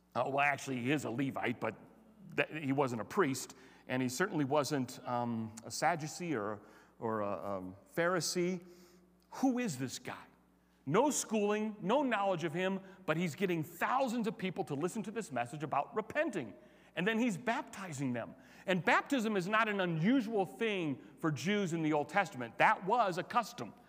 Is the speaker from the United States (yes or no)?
yes; Chicago, Illinois, United States; also born or lived in Cincinnati; now in Colorado, United States; I grew up in Chicago